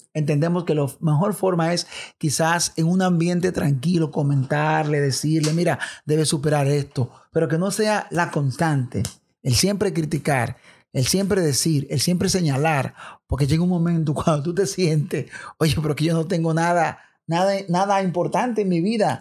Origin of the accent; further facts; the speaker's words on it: Dominican Republic; los dominicanos nos encanta el béisbol